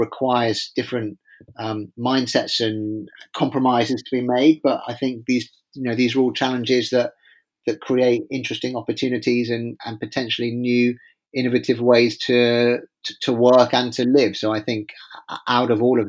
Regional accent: England, United Kingdom; as an Englishman

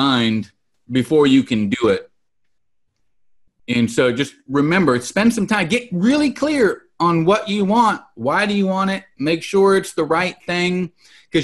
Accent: Salinas, California, United States; growing up in Salinas, California, I can tell you that I've had my electricity cut off many, many times

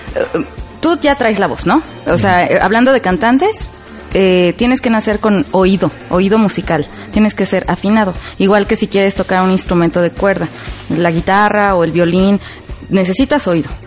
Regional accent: Mexico; soy mexicana

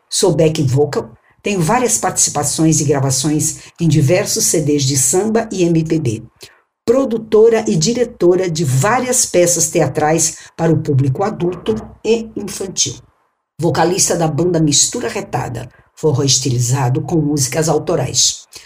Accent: São Paulo, Brazil; moved away as an adult; now in Rio Grande do Norte, Brazil; Sou paulistana do bairro da Bela Vista, o famoso Bexiga.

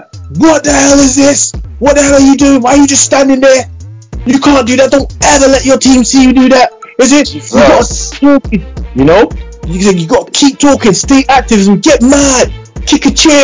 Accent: London, United Kingdom; me being from London, you know, almost London

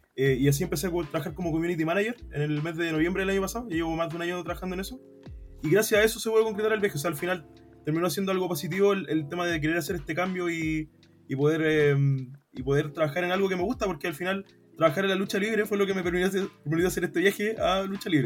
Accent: Quilpué, Valparaíso, Chile; soy de Quilpué, de, la quinta región

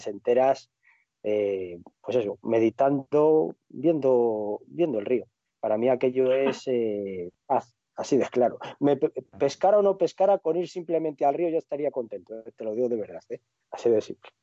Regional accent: Cantabria, Spain; moved away; a mi tierra, a Cantabria

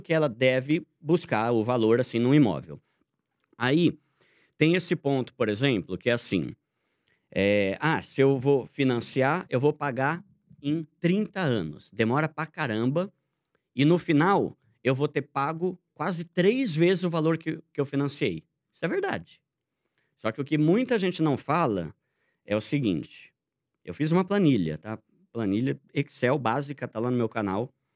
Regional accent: São Paulo, Brazil; moved away as an adult; now in Osasco, Brazil; eu morei a vida toda em São Paulo. Eu me mudei para Osasco a contragosto

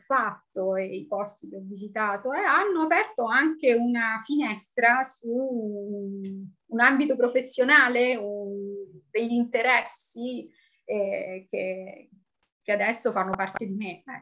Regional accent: Rome, Lazio, Italy; moved away; italianissima, sono di Roma, eh, che ho lasciato quasi 20 anni fa, iniziando questa vita no? abbastanza nomade

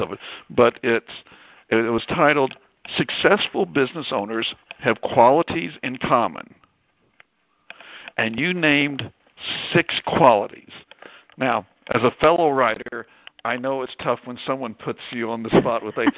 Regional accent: Arkansas, United States; my home state of Arkansas.

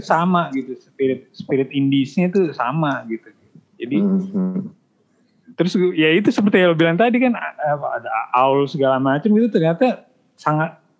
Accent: Bogor, West Java, Indonesia; gue orang Bogor

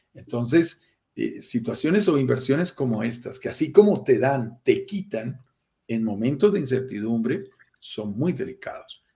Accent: Andes mountains, Andean region, Colombia; accent: Colombian; Soy colombiano, lo notarás en mi acento, nací en estas montañas de los Andes

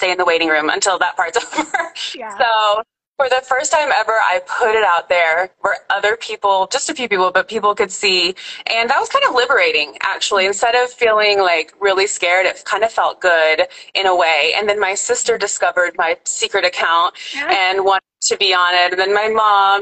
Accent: Oklahoma, United States; now in Georgia, United States; I'm from Oklahoma. I feel like an Okie, but I'm currently in Georgia.

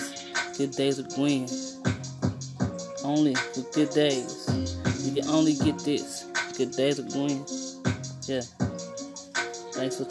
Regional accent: East St. Louis, Illinois, United States; I'm from East St. Louis

